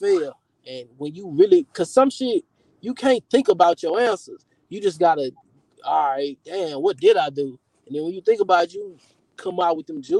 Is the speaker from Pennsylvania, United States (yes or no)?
no; Houston, Texas, United States; I'm from Houston